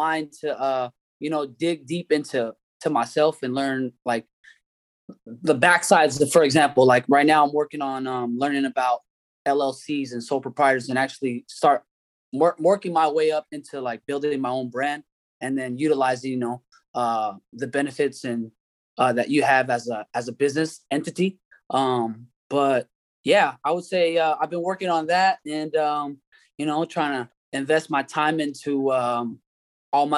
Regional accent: Redwood City, California, United States; I'm from Redwood City, California.

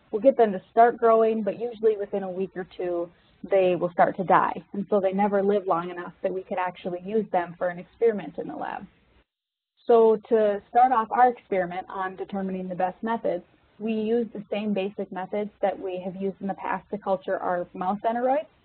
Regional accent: Minnesota, United States; I'm originally from Minnesota, so I was born and raised um, right outside the city.

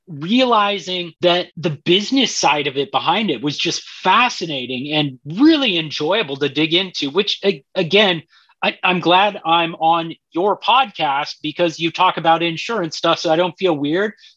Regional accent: Colorado, United States; I grew up in Colorado.

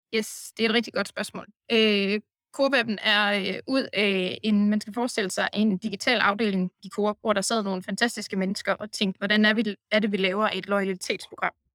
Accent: North Jutland, North Denmark Region, Denmark; moved away as an adult; also born or lived in Copenhagen, Denmark; now in Bucharest, Romania; Jeg er gedin nordjyd, der er øh, endt helt forvirret og forvildret her øh, i Bukarest i øh, Rumænien

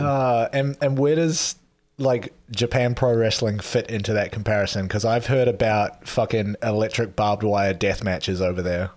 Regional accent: New Zealand; I'm from New Zealand

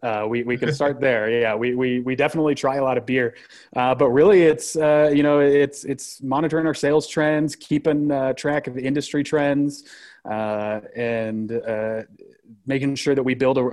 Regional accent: Denver, Colorado, United States; Born and raised in Denver, yeah.

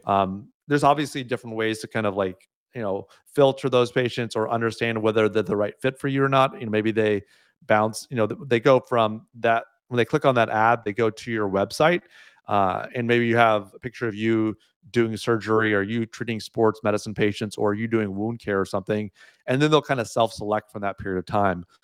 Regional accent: United States; moved away as an adult; now in Canada; having grown up in the U S

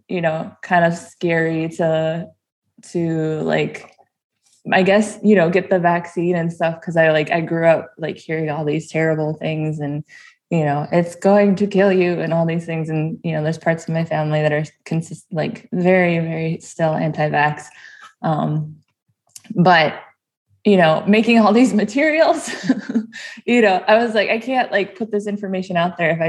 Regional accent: Fond du Lac Reservation, Minnesota, United States; now in Duluth, United States; I grew up on the Fond du Lac Reservation

